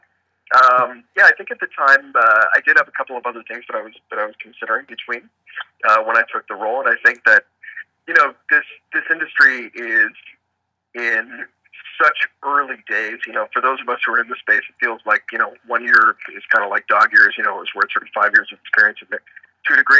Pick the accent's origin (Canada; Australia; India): Canada; Toronto, Ontario; Toronto guy, did my MBA at U of T